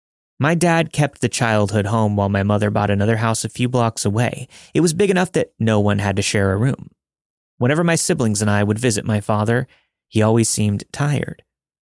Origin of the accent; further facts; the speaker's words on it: Kansas, United States; I'm from Kansas, so there's a lot of skepticism from my friends about this story. My family and I lived decently close to Atchison.